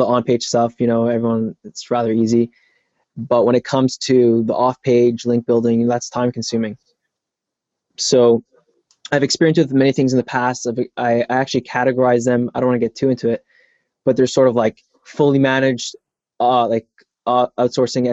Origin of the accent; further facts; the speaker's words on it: Toronto, Ontario, Canada; moved away; I'm actually from Toronto. I'm not from the States